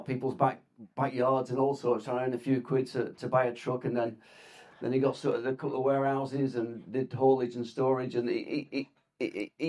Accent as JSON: {"language": "English", "town": "Blackburn", "region": "North West England", "country": "United Kingdom", "tie": "born or raised there", "said": "Blackburn born and bred and still there"}